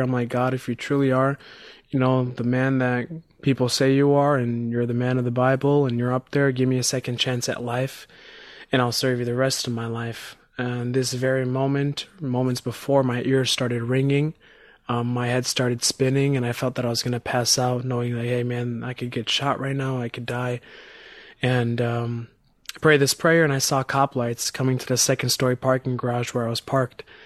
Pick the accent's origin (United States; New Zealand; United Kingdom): United States; Chicago, Illinois; I'm from Chicago, Illinois